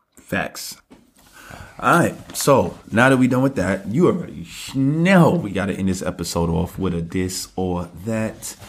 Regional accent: New York City, New York, United States; I'm from Brooklyn

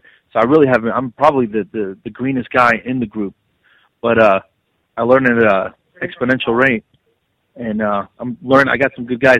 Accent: Passaic, New Jersey, United States; I'm from Jersey. I grew up in Passaic, you know, maybe 10 minutes away from Giants Stadium.

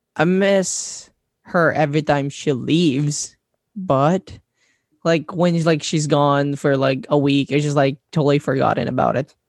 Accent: Labangan, Zamboanga Peninsula, Philippines; English is a second language; also born or lived in Pagadian City; I am originally from Tawagan Norte, Labangan, Zamboanga del Sur, part of Mindanao

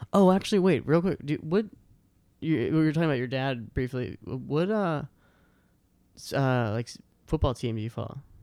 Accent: outside Boston, Massachusetts, United States; born or raised there; moved away

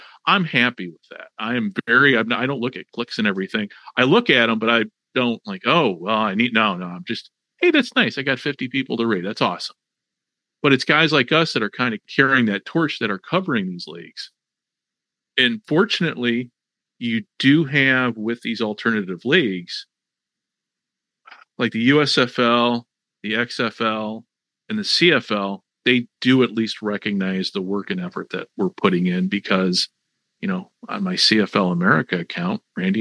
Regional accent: Chicago, Illinois, United States; I grew up in Chicago. I grew up in the Chicago area

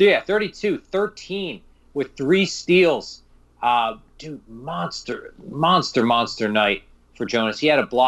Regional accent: United States; I am from the New York, New Jersey area, born and raised

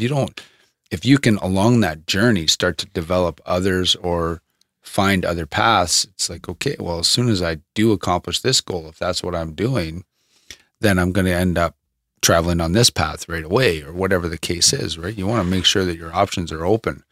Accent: Thunder Bay, Ontario, Canada; moved away as an adult; now in Medicine Hat, Canada; from Thunder Bay, my hometown, that we came from.

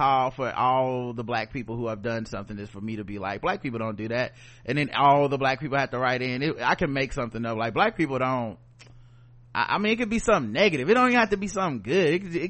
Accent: Brooklyn, New York, United States; Also, I love shrooms and I am a Latina from Brooklyn.

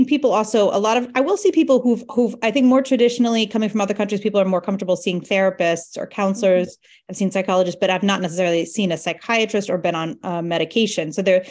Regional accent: New Jersey, United States; I grew up in New Jersey, and my family has no Spanish-speaking background.

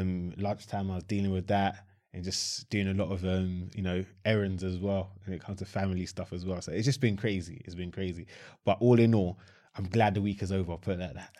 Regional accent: Croydon, London, United Kingdom; I was born in Croydon

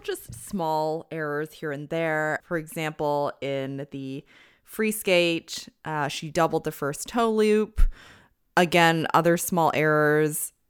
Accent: Canada; now in United States; I'm not American, I'm Canadian, but a Canadian living in the U S

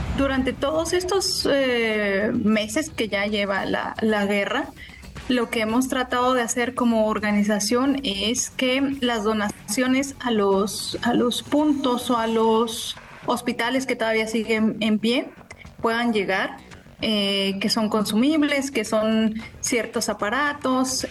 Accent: Mexico City, Mexico; Soy originaria de Ciudad de México

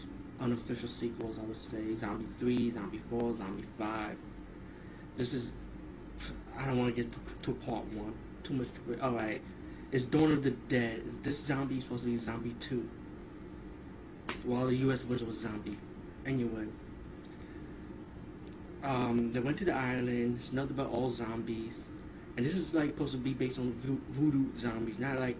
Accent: New York, United States; As a New Yorker, I was like, wow, that brings a lot of memories.

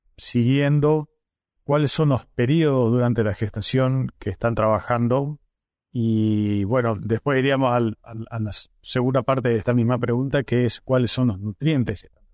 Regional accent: northern Santa Fe, Argentina; yo soy del norte de Santa Fe

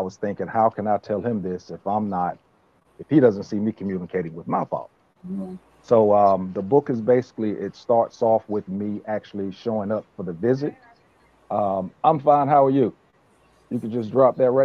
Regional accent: Richlands, North Carolina, United States; also born or lived in Brooklyn, New York; I was born in Brooklyn, New York. I moved down to Richlands when I was in the third or fourth grade. Left for a moment, then came back for good

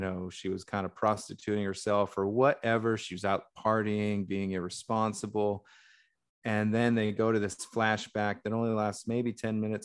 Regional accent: United States; as a white American who has European ancestry

